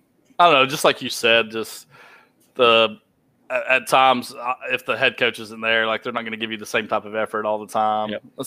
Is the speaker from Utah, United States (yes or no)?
no; Georgia, United States; Me being a Georgia fan makes sense because I'm from Georgia.